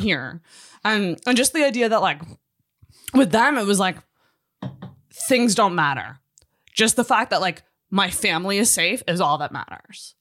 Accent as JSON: {"language": "English", "region": "Scotland", "country": "United Kingdom", "said": "I'm Scottish"}